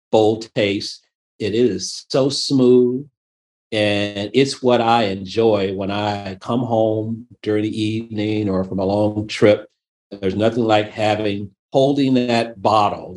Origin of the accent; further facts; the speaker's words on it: Memphis, Tennessee, United States; moved away; I was born and raised in Memphis, Tennessee